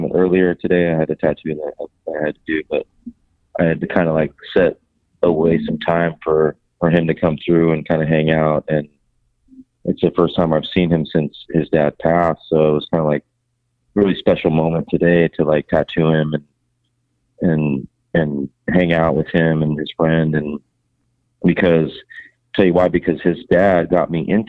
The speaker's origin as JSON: {"language": "English", "town": "Long Beach", "region": "California", "country": "United States", "tie": "born or raised there", "said": "a bunch of the homies work here that I grew up with tattooing in Long Beach like my whole life"}